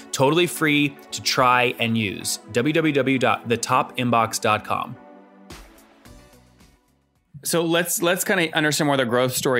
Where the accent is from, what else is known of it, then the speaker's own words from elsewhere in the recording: Loudoun County, Virginia, United States; I grew up in Loudoun County